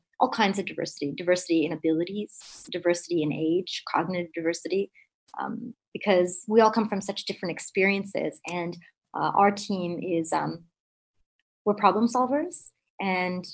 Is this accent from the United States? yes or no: no; Canada; I'm Indo-Canadian, born and brought up in Canada to immigrant parents